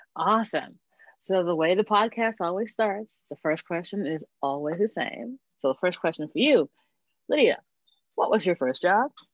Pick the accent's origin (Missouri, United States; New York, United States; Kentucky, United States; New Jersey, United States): New York, United States; Hempstead; I grew up in Hempstead